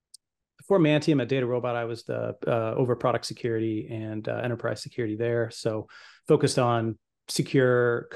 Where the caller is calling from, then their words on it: Westerville, Ohio, United States; Columbus, Ohio. Well, Westerville, technically, but outside of Columbus.